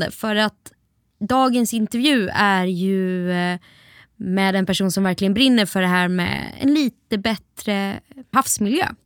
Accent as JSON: {"language": "Swedish", "town": "Gothenburg", "region": "Västra Götaland", "country": "Sweden", "said": "jag är ju liksom halvgöteborgare"}